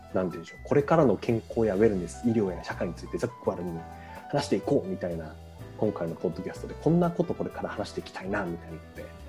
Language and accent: Japanese; Nagano, Japan; 私長野県出身なので